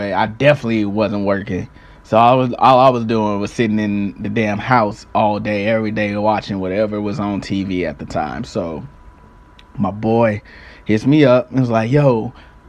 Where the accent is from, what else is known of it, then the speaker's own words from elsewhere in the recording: St. Louis, Missouri, United States; I'm from St. Louis. I stayed in a little municipality called Jennings at the time.